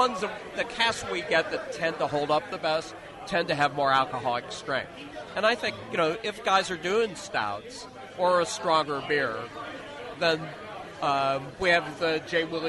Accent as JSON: {"language": "English", "country": "United States", "said": "I'm an American guy."}